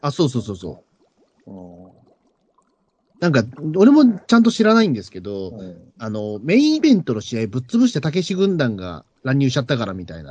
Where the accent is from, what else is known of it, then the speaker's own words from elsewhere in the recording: Tokyo, Japan; 東京生まれは東京出身だ、東京出身者だから